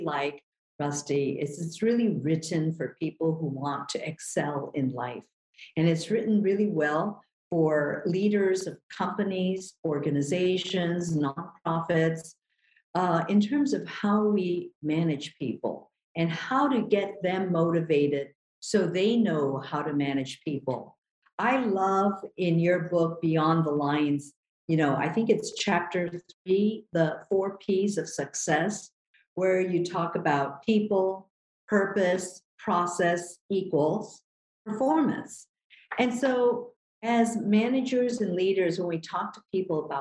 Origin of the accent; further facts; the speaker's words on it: Manila, Metro Manila, Philippines; now in Hawaii, United States; I was born in Manila, Philippines, and came to this country really on the coattails of my sister, Ginny